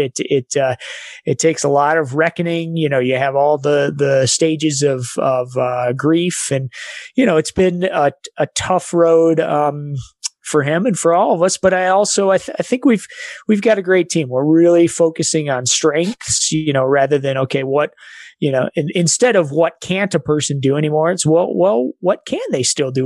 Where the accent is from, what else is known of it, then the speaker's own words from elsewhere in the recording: Evergreen, Colorado, United States; also born or lived in Salida, Colorado; I grew up in Evergreen, Colorado